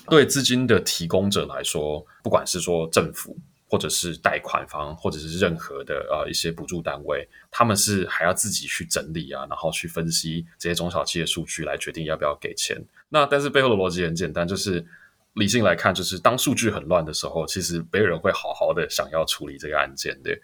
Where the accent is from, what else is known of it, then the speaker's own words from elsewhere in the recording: Taiwan; now in Hong Kong; 我是在香港出生，那后来就妈妈台湾人啦，那所以妈妈就搬去台湾